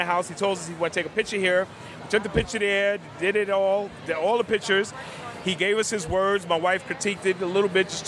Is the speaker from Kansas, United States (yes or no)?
no; New York City, New York, United States; I grew up in the Bronx